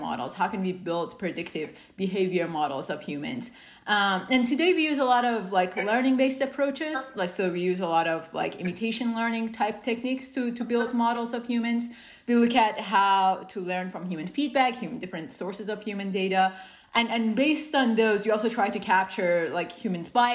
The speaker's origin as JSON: {"language": "English", "country": "Iran", "tie": "born or raised there", "moved": "yes", "lives_now": "United States", "said": "I grew up in Iran"}